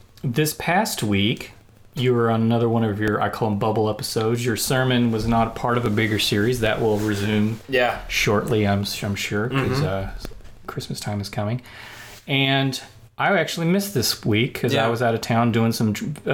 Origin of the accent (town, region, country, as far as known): Texas, United States; born or raised there